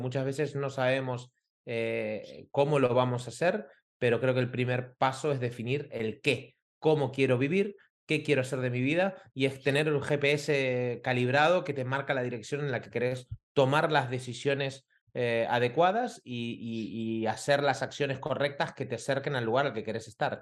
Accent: Argentina; moved away as an adult; also born or lived in Costa Rica; now in Barcelona, Spain; yo soy argentino, hace 20 años que vivo aquí en Barcelona

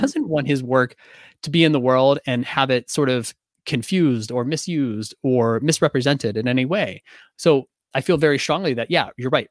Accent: Pittsburgh, Pennsylvania, United States; I'm from Pittsburgh

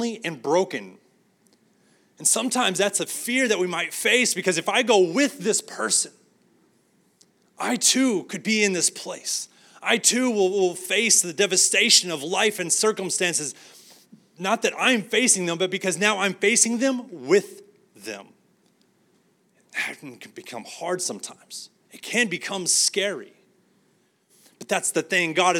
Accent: San Angelo, Texas, United States; now in Arlington, United States; my hometown, San Angelo

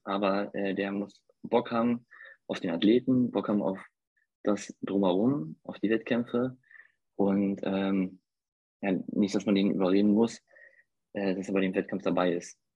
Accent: Brandenburg, Germany; accent: Berliner dialect; now in Hamburg, Germany; da ich aus Brandenburg komme, habe ich genau diesen Dialekt wie er

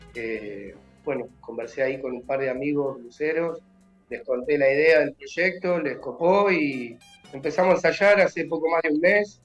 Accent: Lanús, Buenos Aires Province, Argentina; yo pertenezco a Lanús, soy nacido en Valentín Alcina y ahora vivo en Germi, del mm. lado de Lanús

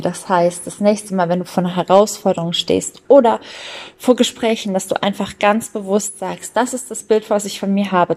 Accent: Germany; bei uns in Deutschland

